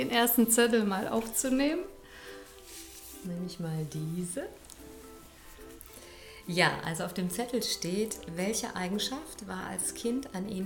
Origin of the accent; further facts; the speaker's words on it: Düsseldorf, North Rhine-Westphalia, Germany; born there; der Chef in Köln kam auch aus Düsseldorf, so wie ich bin geborene Düsseldorferin.